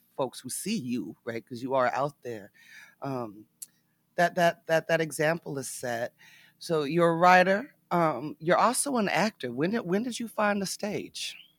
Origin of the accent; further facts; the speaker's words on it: Nevada, United States; I was raised in Nevada, my mama was a cowgirl, uh, I grew up sitting in, in cowboy bars